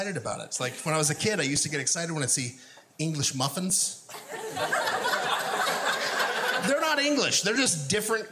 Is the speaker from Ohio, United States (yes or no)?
no; Oregon, United States; now in Portland, United States; I grew up in Linn County, Oregon